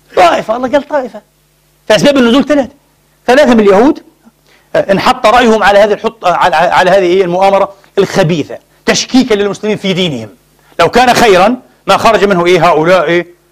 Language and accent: Arabic; Gaza Strip refugee camps, Palestine; now in Vienna, Austria; عندنا احنا في المعسكرات هناك في فلسطين معسكرات قطاع غزة